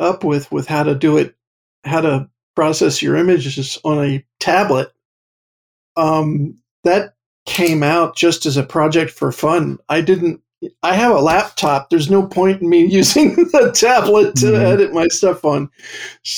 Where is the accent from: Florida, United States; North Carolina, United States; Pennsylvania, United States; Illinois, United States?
Pennsylvania, United States; Pottstown; also born or lived in Pittsburgh; I'm originally from Pottstown